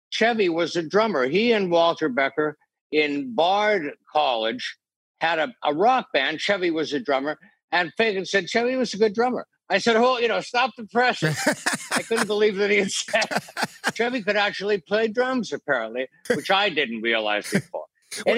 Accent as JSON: {"language": "English", "country": "Canada", "moved": "yes", "said": "we're both originally from Canada"}